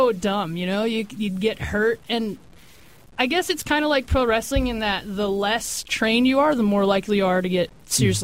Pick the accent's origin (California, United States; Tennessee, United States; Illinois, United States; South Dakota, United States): South Dakota, United States; I grew up in the Midwest, in South Dakota.